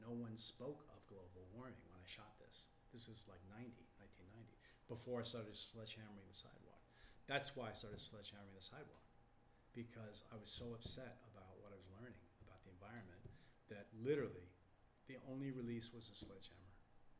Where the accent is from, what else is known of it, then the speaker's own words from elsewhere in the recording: Texas, United States; What? I'm from Texas. I mean, I don't have indigenous roots.